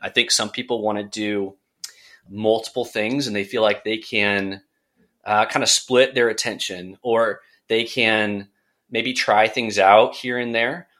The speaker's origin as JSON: {"language": "English", "area": "Central Coast", "region": "California", "country": "United States", "tie": "born or raised there", "moved": "as an adult", "lives_now": "Charlotte, United States", "said": "back in my hometown in Central Coast, California"}